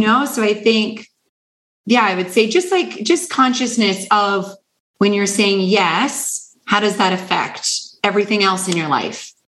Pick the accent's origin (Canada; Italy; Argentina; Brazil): Canada; I'm from Canada